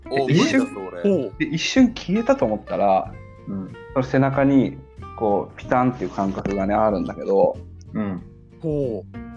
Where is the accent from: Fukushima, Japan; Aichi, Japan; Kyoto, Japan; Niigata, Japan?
Aichi, Japan; Kariya; あの僕の地元、うん、まあ皆さんも知っての通り刈谷じゃないですか。